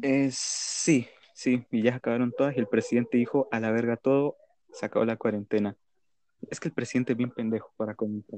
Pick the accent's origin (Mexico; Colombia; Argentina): Colombia; acá en Colombia, en mi país